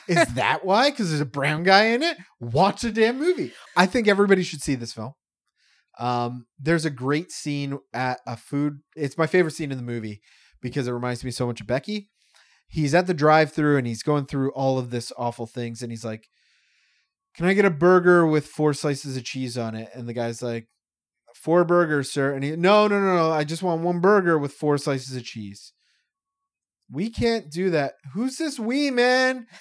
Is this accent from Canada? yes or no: yes; Canada; also born or lived in Toronto; I'm a white Canadian dude